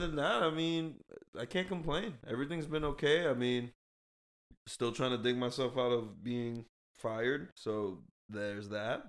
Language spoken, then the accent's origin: English; Boston, Massachusetts, United States; now in Orlando, United States; I don't even say I'm from Boston really anymore. I'd be saying I'm from Orlando now.